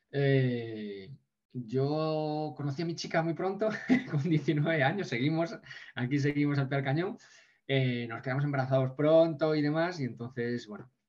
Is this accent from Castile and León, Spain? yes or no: yes; Ponferrada, Castile and León, Spain